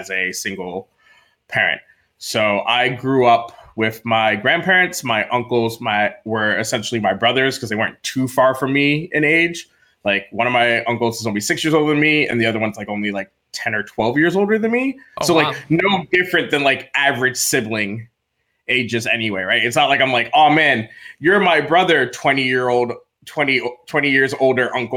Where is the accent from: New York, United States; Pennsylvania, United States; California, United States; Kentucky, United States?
New York, United States; Freeport; moved away; I grew up on Long Island, New York, in Nassau County in a small incorporated village known as Freeport